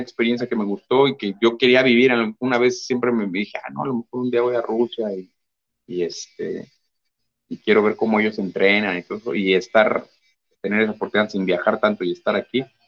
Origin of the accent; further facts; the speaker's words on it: Mexico; somos pocos mexicanos